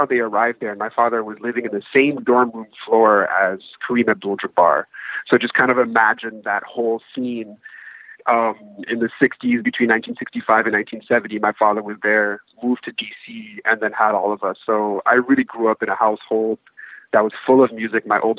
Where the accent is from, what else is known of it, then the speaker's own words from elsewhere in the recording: Washington, District of Columbia, United States; I was actually born and raised in the Washington, D.C. area, in the DMZ, and my parents are from West Africa.